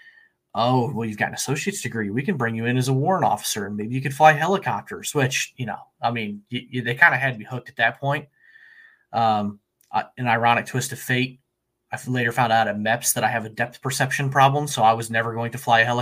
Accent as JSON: {"language": "English", "region": "Central Illinois", "country": "United States", "tie": "born or raised there", "said": "I'm from Central Illinois, born and raised here"}